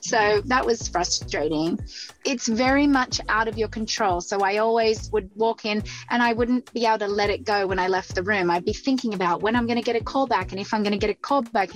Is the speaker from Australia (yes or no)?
yes; Central Coast, New South Wales, Australia; also born or lived in Sydney; Well, I grew up in Sydney, Australia. Um, actually grew up about an hour and a half north of Sydney in a smaller community called the Central Coast